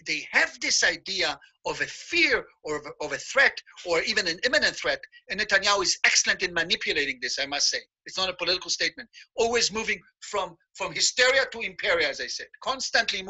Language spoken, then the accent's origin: English; Israel; When I grew up in Israel, when my cousins came to visit us from Brooklyn